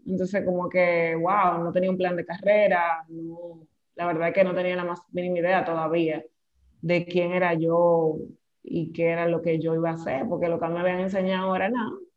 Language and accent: Spanish; Santo Domingo, Distrito Nacional, Dominican Republic; yo soy nacida en Santo Domingo. Em, hasta bueno, vamos a decir que nací y criada hasta los 20 y pico de años en Cristo Rey, que es un barrio de Santo Domingo